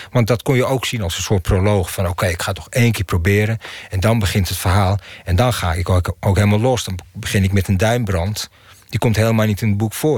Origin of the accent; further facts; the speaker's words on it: Amsterdam, North Holland, Netherlands; Ik ben in Amsterdam-Zuid opgegroeid